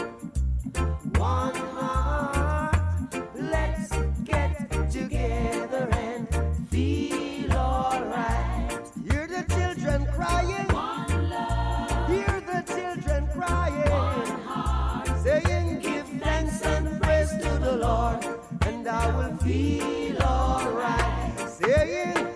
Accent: Yorkshire and the Humber, United Kingdom; accent: Yorkshire; my Yorkshire accent

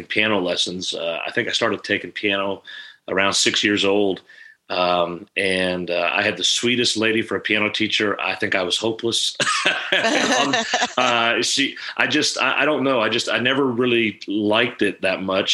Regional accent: Canada; I was born and raised in Canada. I grew up on a farm there.

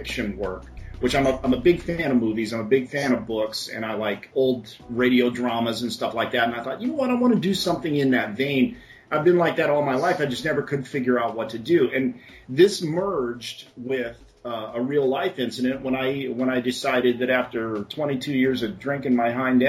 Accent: Phoenix, Arizona, United States; I've never lived anywhere else. I was born and raised in Phoenix

